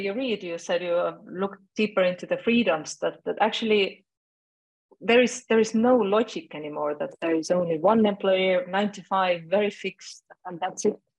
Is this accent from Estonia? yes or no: yes; Estonia; I'm originating from Estonia. I'm living in Estonia